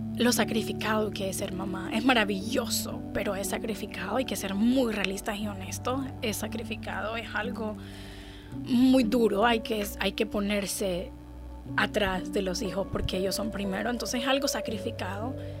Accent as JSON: {"language": "Spanish", "country": "Honduras", "tie": "born or raised there", "moved": "as an adult", "lives_now": "United States", "said": "yo vivo en Estados Unidos hace cinco años, pero yo nací en Honduras. Ah, Honduras es un país maravilloso. Viví en Honduras por 26 años de mi vida"}